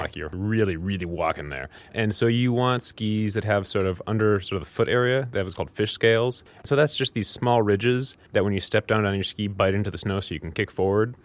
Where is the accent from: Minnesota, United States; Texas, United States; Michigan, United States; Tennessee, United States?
Minnesota, United States; growing up in Minnesota